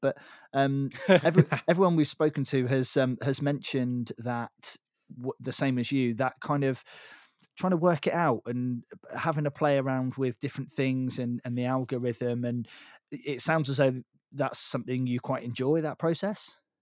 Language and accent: English; Devon, South West England, United Kingdom; moved away; also born or lived in Bath; I grew up down in Devon, which is, is where you are.